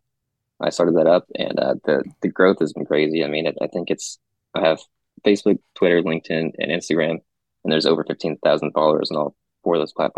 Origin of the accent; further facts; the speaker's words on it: Mansfield, Texas, United States; Well, I grew up in Mansfield, so I've always lived in Tarrant County.